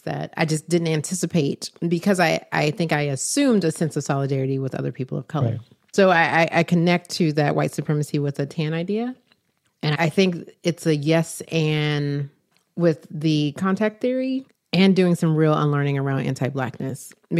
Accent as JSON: {"language": "English", "town": "Miami", "region": "Florida", "country": "United States", "said": "I'm originally from Miami."}